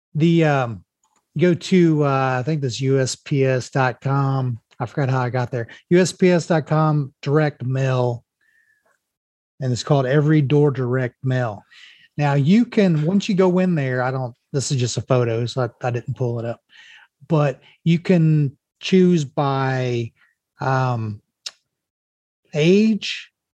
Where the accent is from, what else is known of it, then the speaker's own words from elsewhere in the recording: Mexico, United States; this is Mexico, my hometown